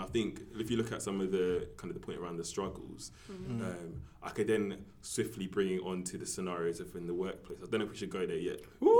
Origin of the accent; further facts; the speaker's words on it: United Kingdom; I'm a British-born Ghanaian